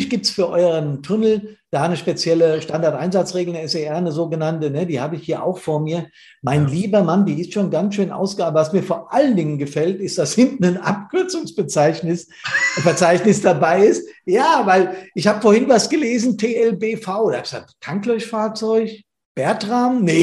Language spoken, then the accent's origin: German; Hesse, Germany; Wir sind aus Hessen, weißt du, das muss man immer dazu sagen